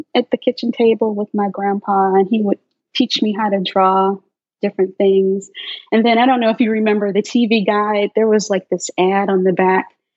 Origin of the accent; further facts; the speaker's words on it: Chicago, Illinois, United States; I'm originally from South Side of Chicago, grew up in the South Side, and then, yeah, moved to the South Suburbs in the mid-70s